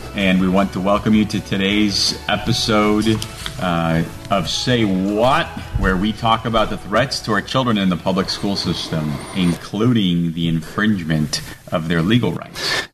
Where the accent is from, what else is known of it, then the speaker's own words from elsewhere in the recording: Romania; now in United States; I come from Romania